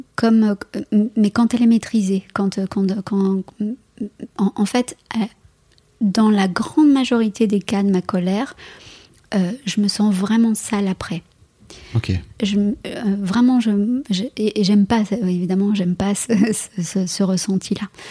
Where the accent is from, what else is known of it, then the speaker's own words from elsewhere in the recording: France; chez, moi, chez nous, en France